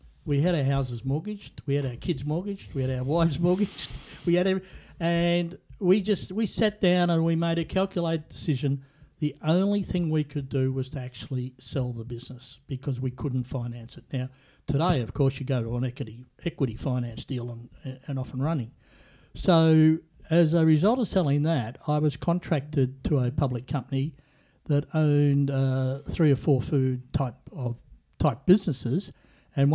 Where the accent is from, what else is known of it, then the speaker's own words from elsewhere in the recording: Yarrawonga / Cobram, Victoria, Australia; he went up to Yarrawonga and opened a pub. And I started primary school up there in the local little Catholic primary school.